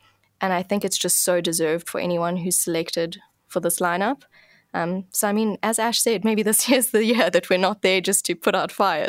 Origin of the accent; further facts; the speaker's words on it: South Africa; what we're capable of as a South African industry